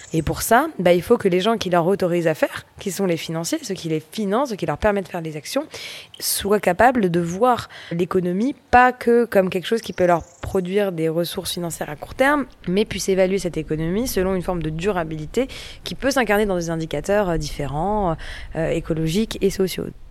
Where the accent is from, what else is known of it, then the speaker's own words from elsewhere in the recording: Paris, Île-de-France, France; j'ai grandi à Paris, dans l'Est parisien